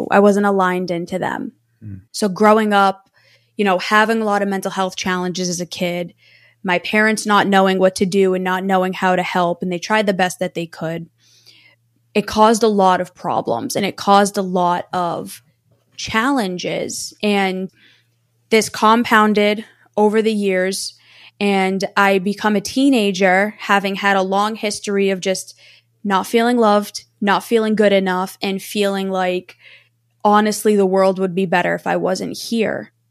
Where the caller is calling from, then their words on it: Massachusetts, United States; I am near the Boston area. So I am about 35 minutes outside of Boston.